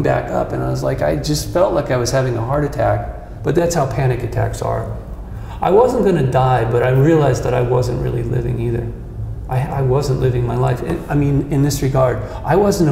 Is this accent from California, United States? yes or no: yes; Malibu, California, United States; When I was a kid growing up in Malibu on the beach